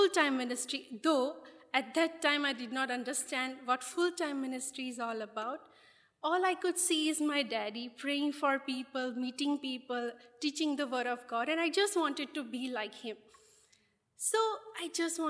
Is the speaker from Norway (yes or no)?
no; India; as a Christians in India, though we are Indian